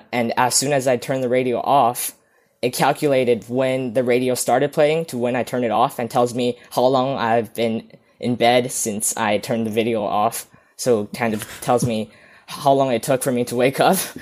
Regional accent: Vancouver, British Columbia, Canada; I'm from Vancouver, beautiful British Columbia, Canada

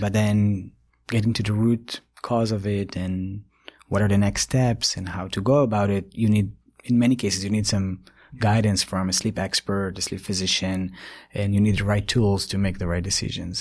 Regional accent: Ashdod area, Southern District, Israel; moved away as an adult; also born or lived in Tokyo, Japan; now in United States; I grew up in Israel and, uh, in a small village near Ashdod

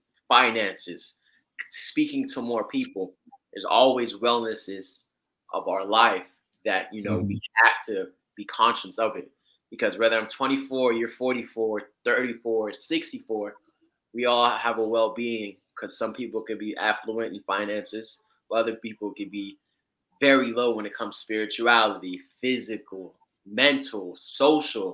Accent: Florida, United States; also born or lived in Georgia; I am out here in Florida, raised in Georgia. Correction, born in Georgia, raised in Florida

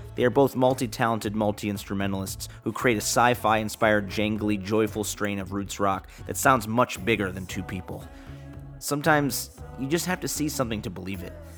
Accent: Chicago, Illinois, United States; my hometown of Chicago

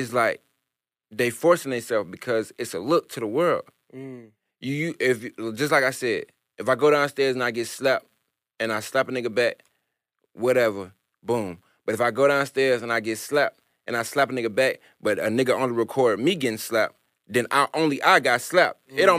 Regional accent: New York, United States; accent: New York; if I still had my New York accent like that. It's just not that. It's not there. I'm country.

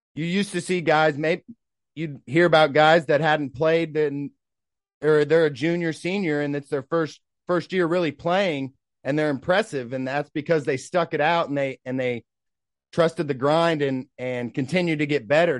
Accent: Tulsa, Oklahoma, United States; we're from Tulsa

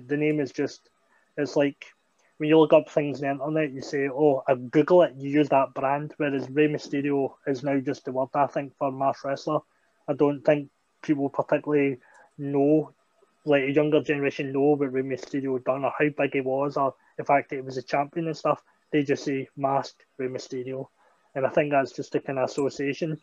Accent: Scotland, United Kingdom; a school opening up in my hometown

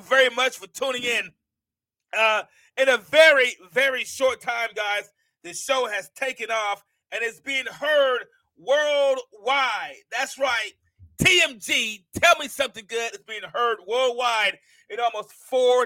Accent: Mount Vernon, New York, United States; now in Alabama, United States; I'm from Mount Vernon, New York

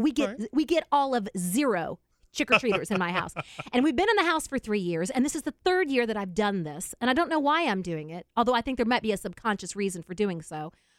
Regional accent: the South, United States; I was born in the South, raised in the South, I got a little bit of Swedish in me

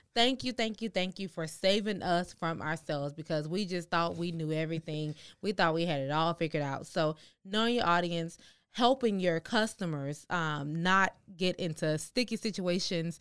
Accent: Houston, Texas, United States; We're from Houston.

